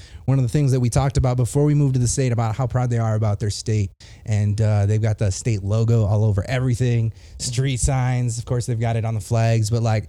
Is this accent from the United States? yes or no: yes; Minneapolis, Minnesota, United States; now in Denver, United States; I'm not from here myself. Personally, I'm from Minneapolis, Minnesota, repping the North Coast, the Great White North